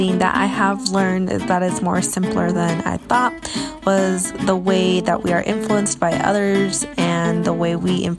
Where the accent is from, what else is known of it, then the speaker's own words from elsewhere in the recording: United States; moved away as an adult; now in South Africa; I'm calling from South Africa. I'm currently an American volunteering in a rural village